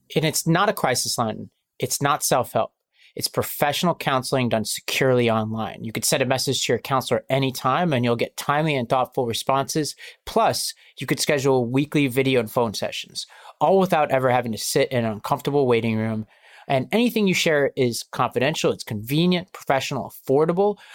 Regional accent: New York City, New York, United States; I grew up in Staten Island, New York, which is a, a big Italian American community

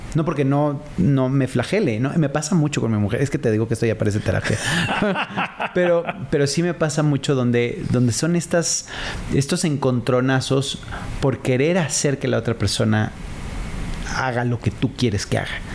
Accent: Mexico; sobre todo como mexicanos

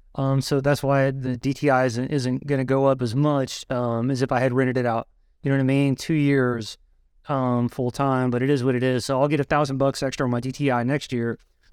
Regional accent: Hamilton, Ohio, United States; I come from Hamilton, Ohio, where my first house was $9,000.

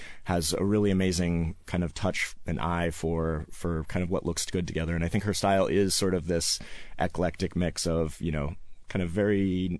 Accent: Seattle, Washington, United States; born and raised in Seattle

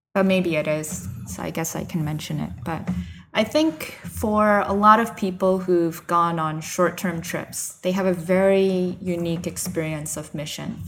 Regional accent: United States; moved away as an adult; also born or lived in Nagoya, Japan; I'm from the New York, New Jersey area, I've been a missionary in Nagoya, Japan for the past three years

